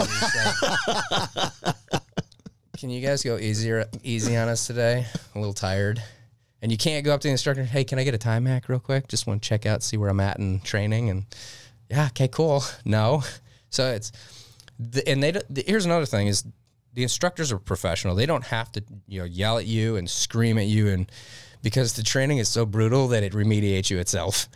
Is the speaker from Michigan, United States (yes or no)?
yes; Detroit, Michigan, United States; moved away; I grew up in Detroit, Michigan.